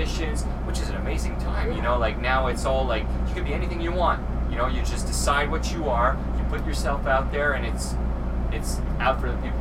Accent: Canada; English is a second language; I'm French Canadian, sometimes, you know, I spin the wrong syllables

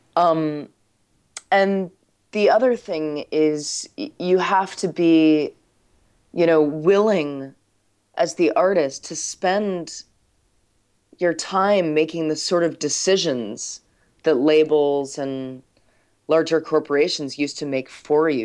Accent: United States; as an American

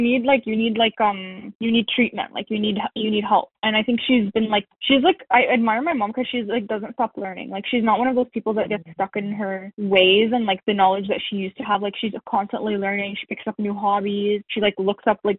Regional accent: Canada; also born or lived in Syria / United States; my family came as refugees to Canada when I was 8

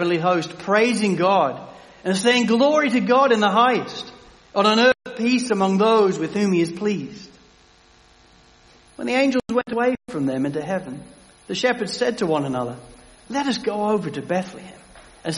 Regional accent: England, United Kingdom; as an Englishman

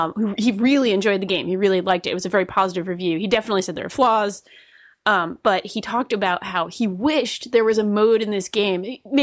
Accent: Rhode Island, United States; accent: Rhode Island; I went to every poster and read them out in my Rhode Island accent as well.

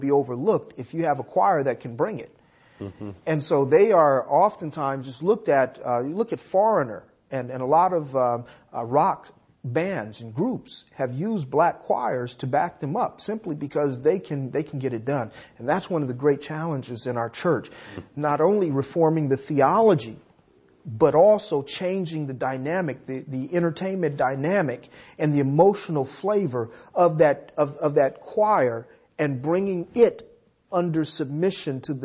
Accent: Los Angeles, California, United States; I grew up in South Central Los Angeles

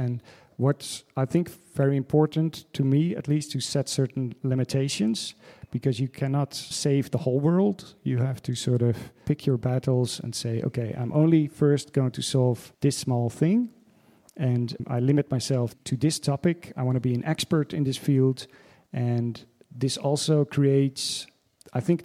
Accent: Netherlands; moved away as an adult; also born or lived in Amsterdam / New York; now in Berlin, Germany; from the Netherlands, but I live in Berlin

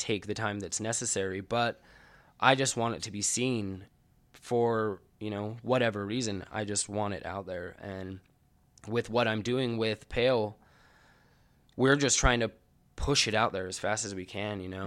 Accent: Ogden, Utah, United States; I grew up in Ogden and I'm an artist

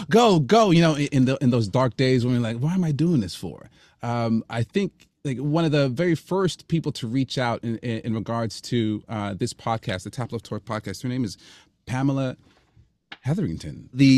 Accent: Canada; I'm Canadian, so I'm going to, I'm not going to apologize, but I'm going to lean into the thank yous again.

